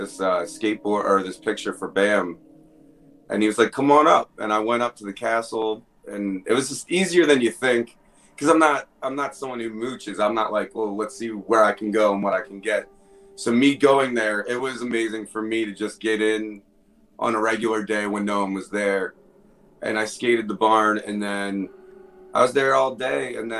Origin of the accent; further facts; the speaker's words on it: Baltimore, Maryland, United States; now in Pennsylvania, United States; because I'm from Baltimore, Maryland. But I moved out to PA.